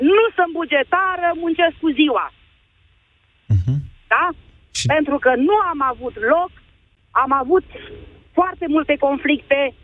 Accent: Vrancea County, Romania; Sunt de undeva din Vrancea.

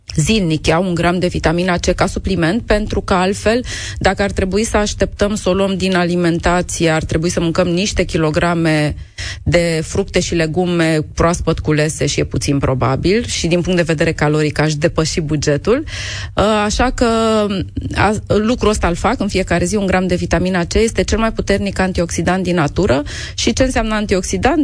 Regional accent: Romania; noi, ca români

